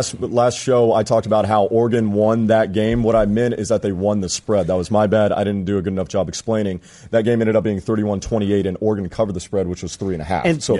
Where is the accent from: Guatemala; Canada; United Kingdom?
United Kingdom; Scotland; also born or lived in United States; I'm Scottish.